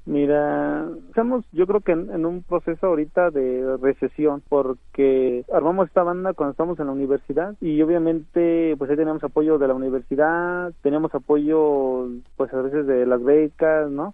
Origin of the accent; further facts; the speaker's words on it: Atizapán de Zaragoza, State of Mexico, Mexico; first language Mazahua; Spanish is a second language; also born or lived in Santo Domingo de Guzmán, Ixtlahuaca; yo crecí aquí en Atizapán de Zaragoza